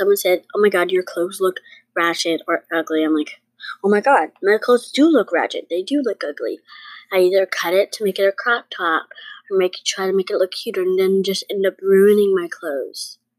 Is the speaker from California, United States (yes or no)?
no; New York, United States; Well, I'm not even from here. I'm from New York.